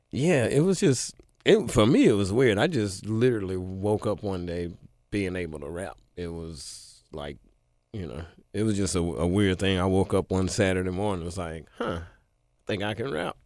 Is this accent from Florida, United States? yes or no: no; Memphis, Tennessee, United States; spent the rest of my childhood in East Memphis